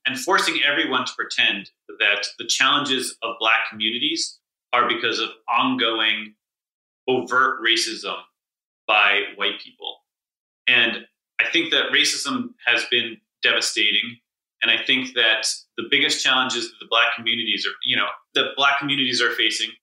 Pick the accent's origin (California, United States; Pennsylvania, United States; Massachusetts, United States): Massachusetts, United States; Newton; my hometown, Newton, where there's basically no murders.